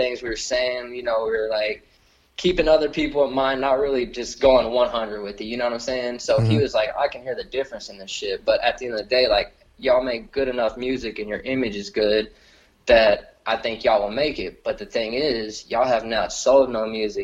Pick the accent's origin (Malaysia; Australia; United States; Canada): United States; Lockhart, Texas; I'm a kid from Lockhart, Texas, and now I'm here in New York